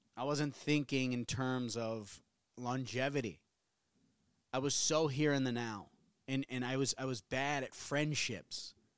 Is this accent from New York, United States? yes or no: no; New Orleans, Louisiana, United States; moved away; also born or lived in Tennessee; we're both from New Orleans